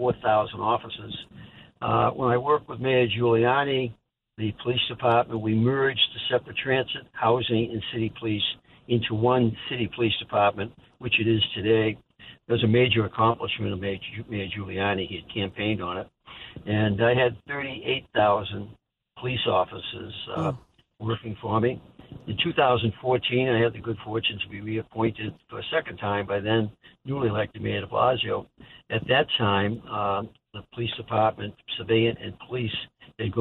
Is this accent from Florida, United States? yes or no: no; Boston, Massachusetts, United States; moved away as an adult; also born or lived in Los Angeles / New York; I was born in Boston, Massachusetts, Irish heritage